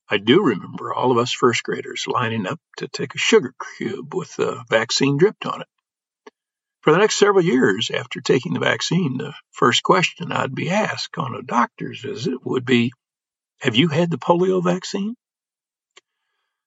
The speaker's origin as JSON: {"language": "English", "region": "Illinois farm country", "country": "United States", "tie": "born or raised there", "said": "Growing up in Illinois farm country, I learned a language that city folk are often mystified"}